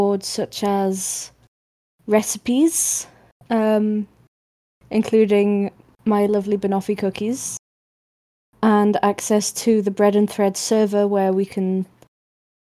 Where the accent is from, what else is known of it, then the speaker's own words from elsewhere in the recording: Manchester, North West England, United Kingdom; accent: northern; as a Mancunian